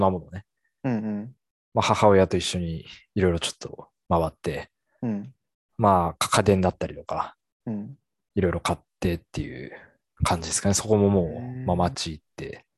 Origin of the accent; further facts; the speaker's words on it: Hokkaido, Japan; 北海道民として。